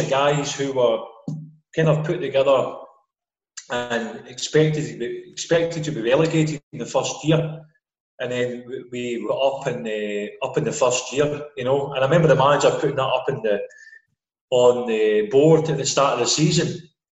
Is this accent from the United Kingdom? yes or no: yes; Paisley, Scotland, United Kingdom; also born or lived in Singapore; I was born in Paisley and grew up in Ralston.